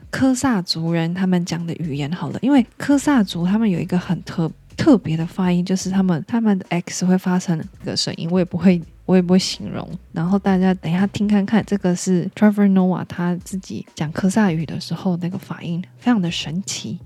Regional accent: Kaohsiung countryside, Taiwan; moved away; also born or lived in Taipei; 我是乡下出生的

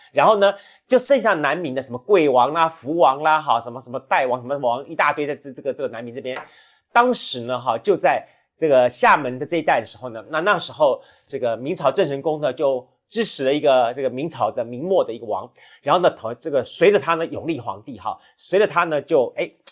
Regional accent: Taiwan; 我们在台湾

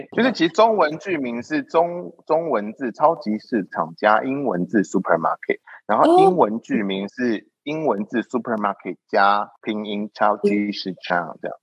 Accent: Taiwan; 我是台湾人

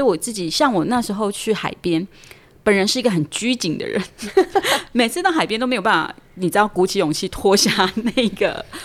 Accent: Pingtung County, Taiwan; moved away; 我自己是屏东出生的小孩嘛

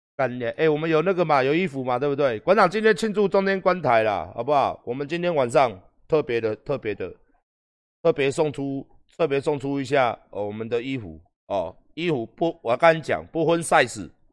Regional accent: Taiwan; 我们台湾人

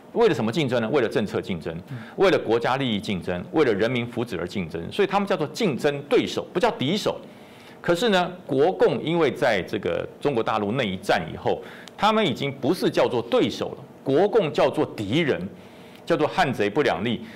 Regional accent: Taiwan; 我是我的爹娘从大陆过来之后，在台湾生了我啊

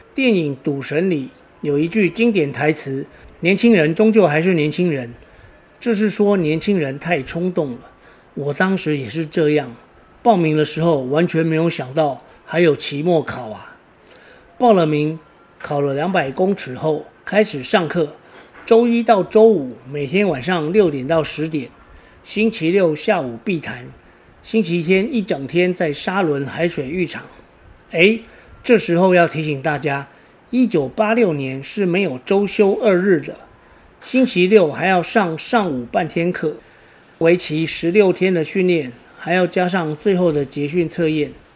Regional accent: Taiwan; 我老家就在台七一线的起点

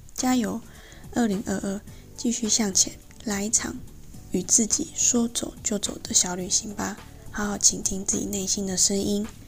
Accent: Pingtung, Pingtung County, Taiwan; moved away as an adult; also born or lived in Tainan; 我的家乡屏东

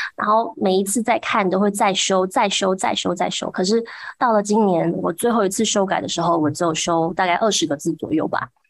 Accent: Huwei, Yunlin County, Taiwan; 我自己从小长大的虎尾

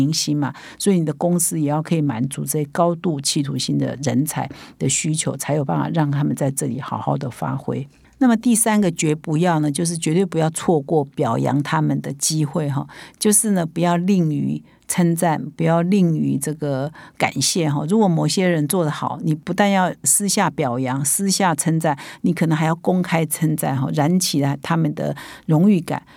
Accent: Taiwan; 我们台湾人的说法叫“台湾之光”

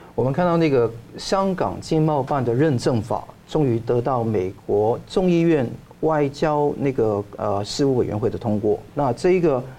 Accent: Taiwan; 我们台湾人

